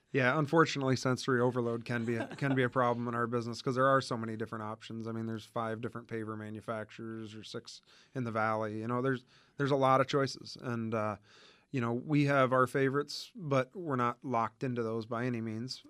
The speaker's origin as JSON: {"language": "English", "region": "Indiana", "country": "United States", "tie": "born or raised there", "moved": "as an adult", "lives_now": "Arizona, United States", "said": "We, uh, grew up in Indiana and both actually graduated from Purdue."}